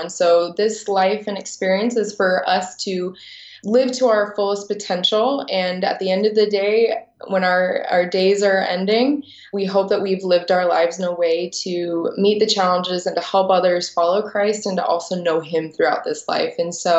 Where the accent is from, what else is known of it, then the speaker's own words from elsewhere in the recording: Washington, D.C., Northern Virginia area, United States; moved away as an adult; now in Utah, United States; I was born in Utah, but I was actually raised in the Washington, D.C., Northern Virginia area.